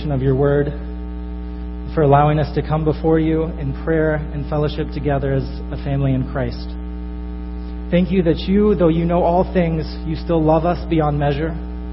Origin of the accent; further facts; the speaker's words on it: northern Florida, United States; moved away as an adult; now in Chicago, United States; I come from northern Florida. I grew up there